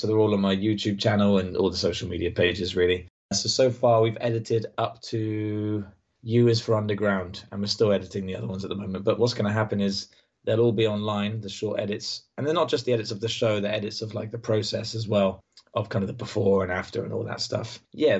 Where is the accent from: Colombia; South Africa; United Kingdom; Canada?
United Kingdom; I'm British and my sense of humor, I think, is British